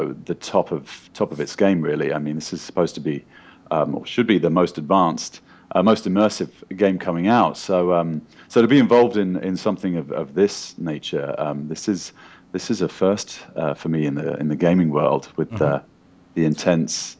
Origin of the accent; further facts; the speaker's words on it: United Kingdom; moved away as an adult; now in Los Angeles, United States; I'm a British actor, but I live in Los Angeles now for the last 5 or 6 years